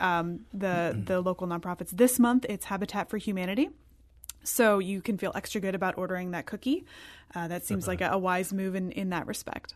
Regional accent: Illinois, United States; I grew up in Illinois

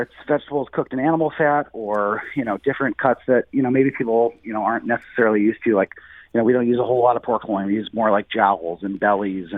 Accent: St. Louis, Missouri, United States; moved away as an adult; also born or lived in California / New York; I was away from St. Louis for about 15 years

